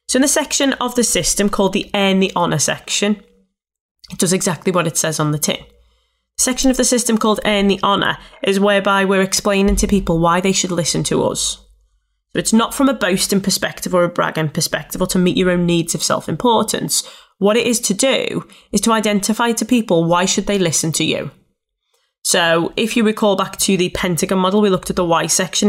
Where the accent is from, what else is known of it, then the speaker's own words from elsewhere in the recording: Liverpool, North West England, United Kingdom; accent: Scouse; I'm a scouser. And it was around the fact that I thought, people won't wanna listen to me. I'm from Liverpool